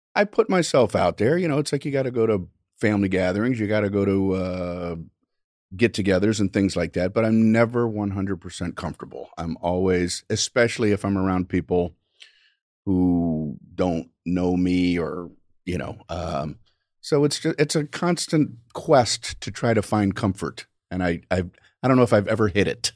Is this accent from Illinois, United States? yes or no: no; Miami, Florida, United States; I grew up in Miami, Florida.